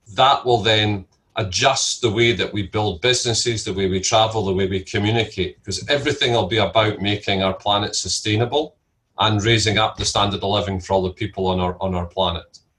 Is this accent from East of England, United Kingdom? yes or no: no; Scotland, United Kingdom; I'm Scottish and my family are all Scottish.